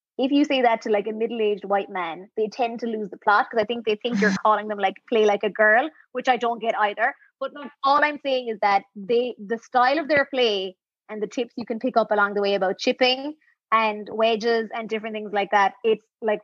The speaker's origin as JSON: {"language": "English", "town": "Millstreet", "region": "Munster", "country": "Ireland", "tie": "born or raised there", "said": "Mill Street, like my hometown, because we have actually a tennis court."}